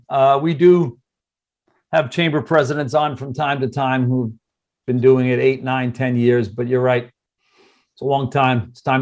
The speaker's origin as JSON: {"language": "English", "town": "Baldwin", "region": "New York", "country": "United States", "tie": "born or raised there", "also_born_or_lived": "Freeport, New York", "said": "I was born in Freeport at what was then called Doctor's Hospital, and I lived there till I was three. Then my family moved to Baldwin, and I was there until I was 16."}